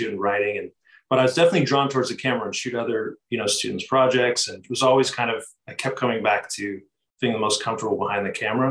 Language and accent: English; San Diego, California, United States; I'm from San Diego, California, so not too far away from where we are now